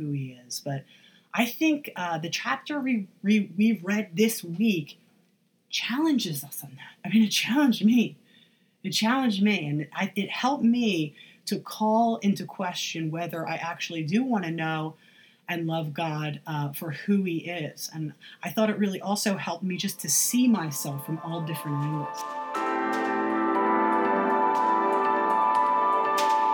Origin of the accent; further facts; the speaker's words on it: United States; as American Christians